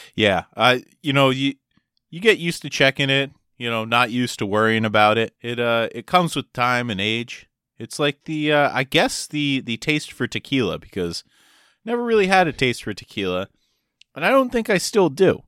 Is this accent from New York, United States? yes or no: no; Maryland, United States; also born or lived in Delaware; I lived my whole life in Maryland and went to school there